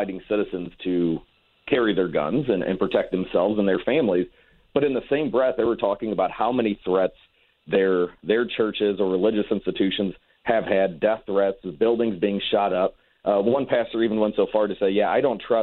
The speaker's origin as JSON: {"language": "English", "town": "Ferguson", "region": "Missouri", "country": "United States", "tie": "born or raised there", "said": "I grew up in Ferguson, Missouri"}